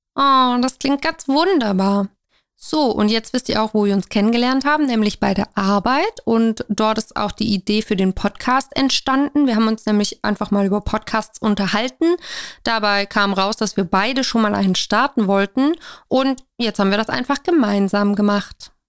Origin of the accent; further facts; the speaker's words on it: Stuttgart, Baden-Württemberg, Germany; ich komme aus Stuttgart, bin also gebürtige Schwäbin